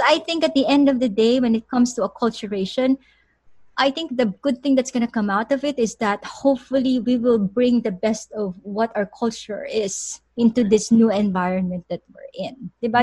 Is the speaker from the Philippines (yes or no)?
yes; Philippines; moved away; I'm a Filipino